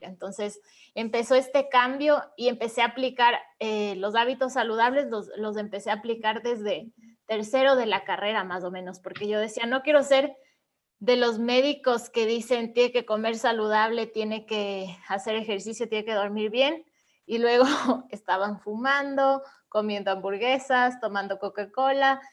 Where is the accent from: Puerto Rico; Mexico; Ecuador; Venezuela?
Ecuador; Ibarra, Imbabura; Yo también soy de Ecuador, soy de una ciudad que se llama Ibarra, que es más pequeñita que Quito